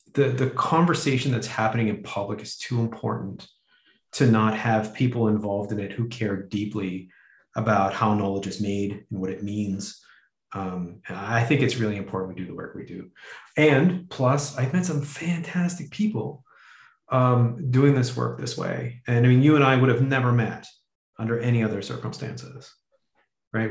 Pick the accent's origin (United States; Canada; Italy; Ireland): Canada; Canadian white heterosexual male